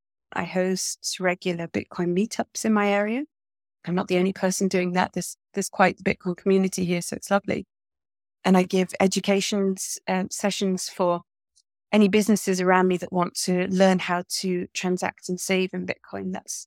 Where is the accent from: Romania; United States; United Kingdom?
United Kingdom; England; now in Portugal; I'm originally English, obviously. I live now in Portugal, in the south of Portugal.